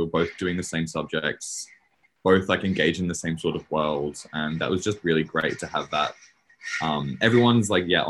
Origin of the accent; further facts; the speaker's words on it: Queensland, Australia; moved away as an adult; now in Sydney, Australia; I'm from Queensland originally.